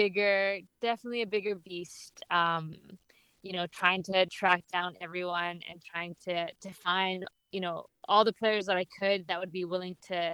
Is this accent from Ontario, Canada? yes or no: no; Vancouver, British Columbia, Canada; I was born and raised in Vancouver.